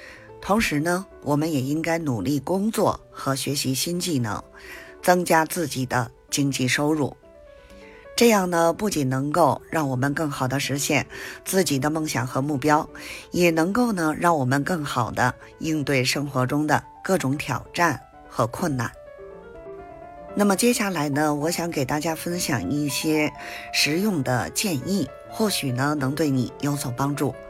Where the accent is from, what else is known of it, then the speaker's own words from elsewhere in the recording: Beijing, China; 咱们下期节目再